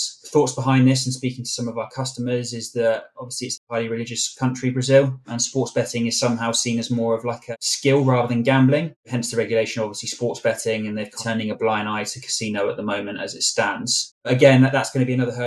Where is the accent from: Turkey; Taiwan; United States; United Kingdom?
United Kingdom; England; We know what we like as English people